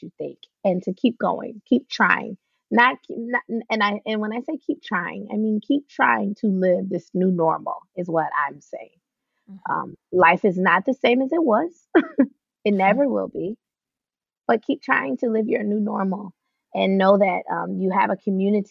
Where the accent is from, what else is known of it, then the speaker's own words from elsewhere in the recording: the South, United States; we're from the South.